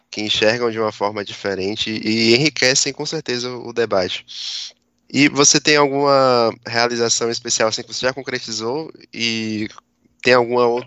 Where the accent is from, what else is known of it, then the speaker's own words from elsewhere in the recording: Bahia, Brazil; eu, por exemplo, sou daqui da Bahia e acompanho o seu trabalho